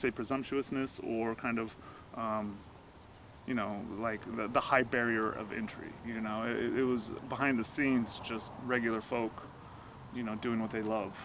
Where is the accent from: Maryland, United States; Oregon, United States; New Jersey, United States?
Oregon, United States; Forest Grove; I'm from Oregon. I grew up in Forest Grove